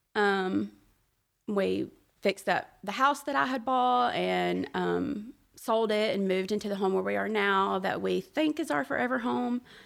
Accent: Birmingham, Alabama, United States; I was born and raised in Birmingham

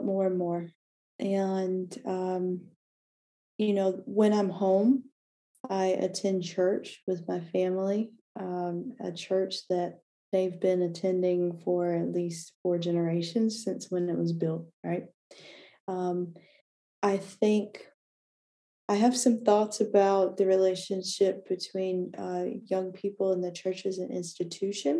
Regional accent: North Carolina, United States; moved away as an adult; now in California, United States; Where I grew up in North Carolina, which is part of the American South, it's predominantly Protestant

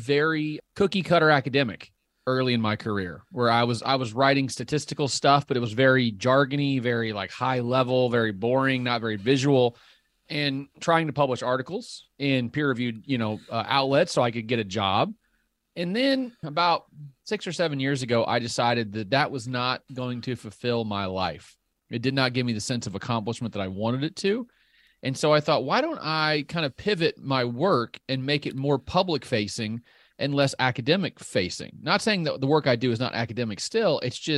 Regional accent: Illinois, United States; Yeah, I grew up in Southern Illinois. So I've got a little bit.

